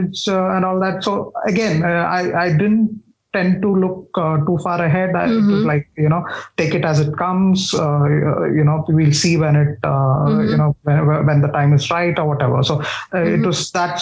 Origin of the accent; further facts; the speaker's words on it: Thiruvananthapuram, Kerala, India; moved away as an adult; I'm from Kerala. I was born and brought up in Trivandrum.